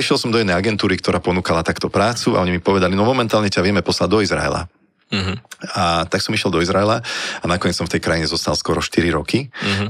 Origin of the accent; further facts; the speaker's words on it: Teplička nad Váhom, Žilina Region, Slovakia; moved away as an adult; also born or lived in Bratislava; ja som prišiel domov z Bratislavy do tepličky nad Váhom